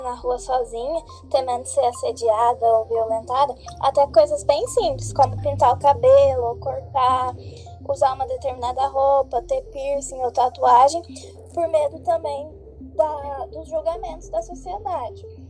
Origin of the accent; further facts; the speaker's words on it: Ribeirão Preto, São Paulo, Brazil; sou de Ribeirão Preto, interior de São Paulo